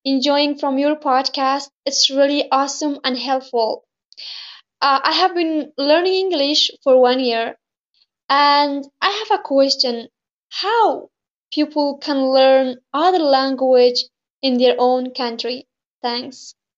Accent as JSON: {"language": "English", "country": "Afghanistan", "second_language": "English", "said": "I'm from Afghanistan"}